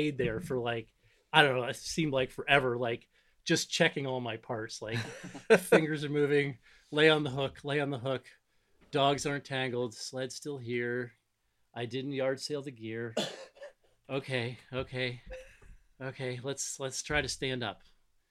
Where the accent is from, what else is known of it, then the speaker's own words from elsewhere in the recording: Northeast Ohio, United States; I grew up in Northeast Ohio